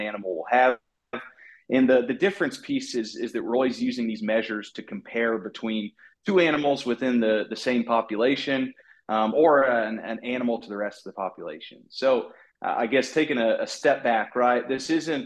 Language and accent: English; Southwest Iowa, United States; moved away as an adult; also born or lived in Missouri; now in Tennessee, United States; I grew up in Southwest Iowa